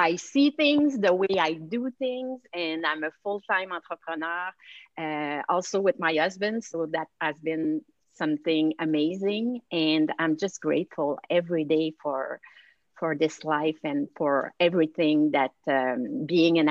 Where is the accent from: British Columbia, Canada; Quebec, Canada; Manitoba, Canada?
Quebec, Canada; I'm from Quebec